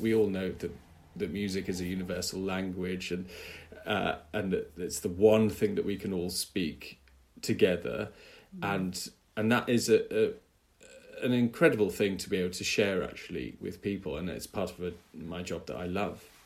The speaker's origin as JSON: {"language": "English", "country": "United Kingdom", "said": "as a British conductor with a British orchestra"}